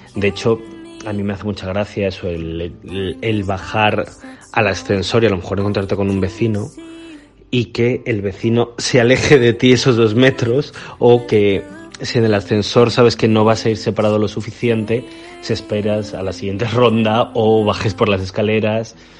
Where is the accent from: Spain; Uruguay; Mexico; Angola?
Spain; moved away; yo digo que soy español